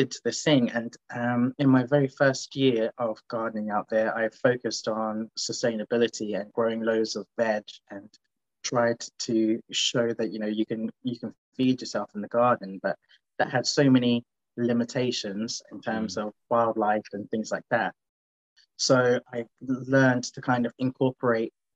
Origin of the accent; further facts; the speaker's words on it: London, United Kingdom; moved away as an adult; now in Manchester, United Kingdom; originally I'm from London and I went to uni in Manchester.